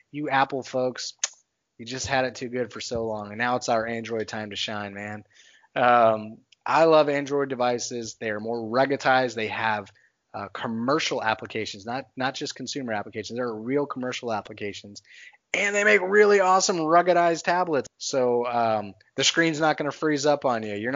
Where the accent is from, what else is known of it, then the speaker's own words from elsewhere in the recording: Texas, United States; I'm a nomad, but I'm a Texan by by heart. I grew up in Texas.